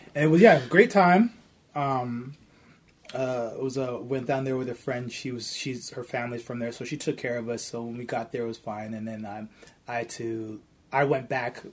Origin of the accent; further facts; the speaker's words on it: Toronto, Ontario, Canada; I'm from Toronto